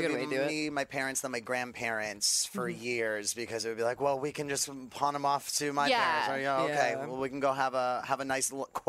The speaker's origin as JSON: {"language": "English", "region": "New York", "country": "United States", "tie": "born or raised there", "said": "I grew up in New York, so it was always Disney World."}